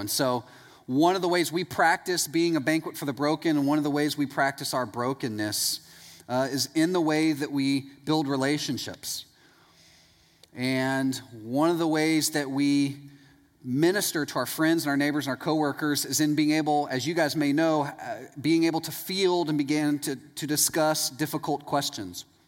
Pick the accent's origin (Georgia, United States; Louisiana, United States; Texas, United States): Texas, United States; East; I'm from East Texas